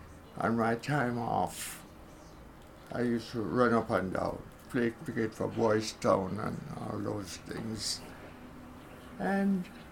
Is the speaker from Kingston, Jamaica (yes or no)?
no; Somerton, Saint James, Jamaica; born there; In St. James.